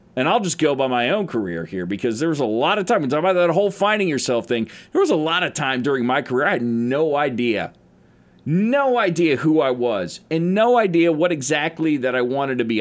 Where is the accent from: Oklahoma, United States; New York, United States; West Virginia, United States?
Oklahoma, United States; I'm an Oklahoma native